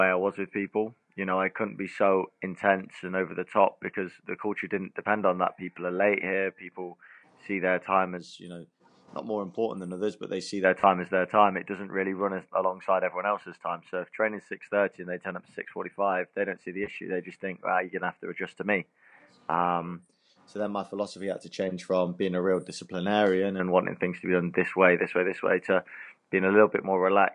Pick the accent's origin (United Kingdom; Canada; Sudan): United Kingdom; England; moved away as an adult; now in Cayman Islands